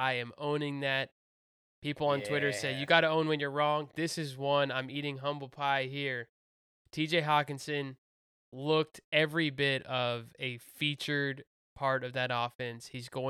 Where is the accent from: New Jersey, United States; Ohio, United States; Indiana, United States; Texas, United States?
Texas, United States; Houston; I'm from Houston.